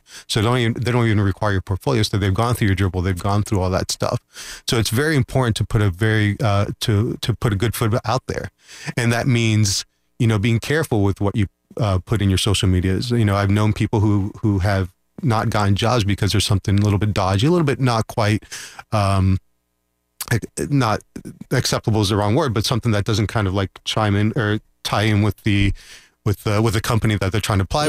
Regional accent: Orlando, Florida, United States; I grew up in Orlando. So I've been here since I was 3 years ago.

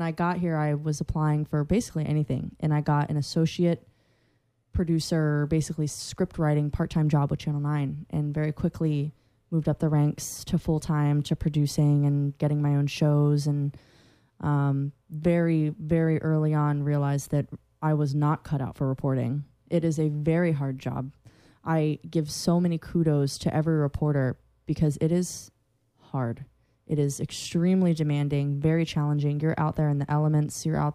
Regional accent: Central Florida, United States; I'm from Central Florida.

